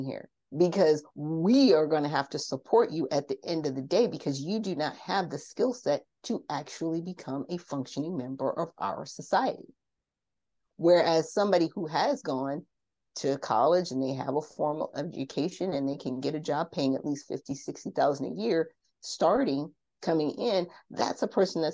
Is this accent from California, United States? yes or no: yes; Garden Grove, California, United States; also born or lived in South Bend, Indiana; I grew up in Orange County, California. Now, if a lot of people know about Orange County, California, I grew up in Garden Grove